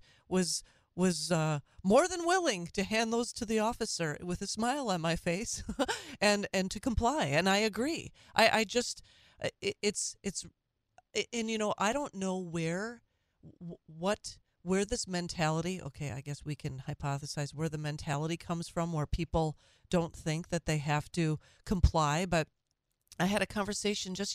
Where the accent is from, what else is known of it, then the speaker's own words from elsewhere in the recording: Minnesota, United States; moved away; Minnesota, this is my home state